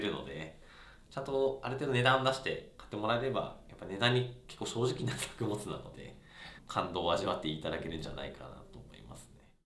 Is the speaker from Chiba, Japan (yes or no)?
no; Iwate, Japan; moved away; その地元が岩手県なんですけど